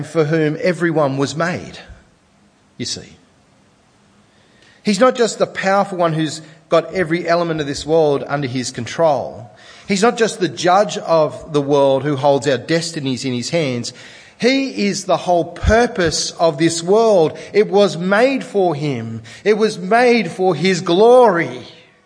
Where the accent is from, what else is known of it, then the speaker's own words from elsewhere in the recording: Sydney, New South Wales, Australia; I'm from Sydney